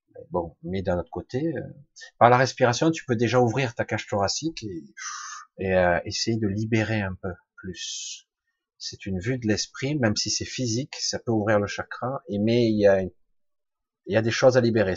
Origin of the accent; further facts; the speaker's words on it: Marseille, Provence-Alpes-Côte d'Azur, France; now in Ardèche, France; Je vis plus à Marseille, mais je suis né à Marseille